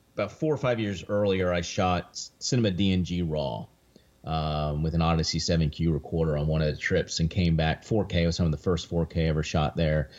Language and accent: English; near Three Mile Island, Pennsylvania, United States; I grew up near Three Mile Island